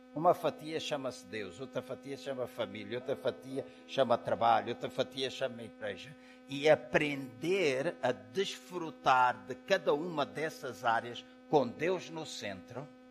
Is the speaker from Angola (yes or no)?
yes; Angola; now in Portugal; Eu sou angolano, estou habituado à água quente. Em 40 anos que vivo em Portugal